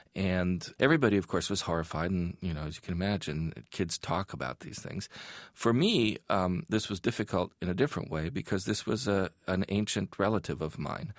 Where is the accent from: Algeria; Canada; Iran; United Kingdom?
Iran; moved away; growing up in Iran, at that time